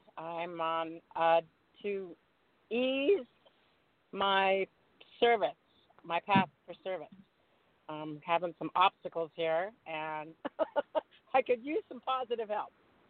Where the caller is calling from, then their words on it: Tahoe, California, United States; …, and I'm calling from Tahoe, California.